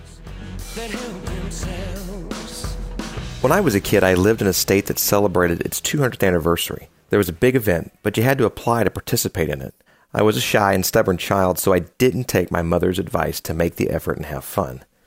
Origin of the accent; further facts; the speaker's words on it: United States; Speaking as an American